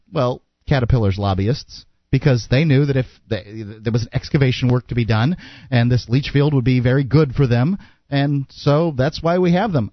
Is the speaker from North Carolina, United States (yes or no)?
no; Sarasota, Florida, United States; we're both from Sarasota